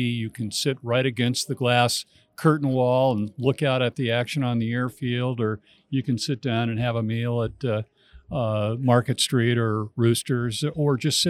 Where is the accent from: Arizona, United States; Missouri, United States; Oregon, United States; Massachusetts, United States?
Oregon, United States; Astoria; So, yeah, I was born and raised in Oregon. I actually was born in Astoria, Oregon, which is at the mouth of the Columbia River, and lived there all of my life.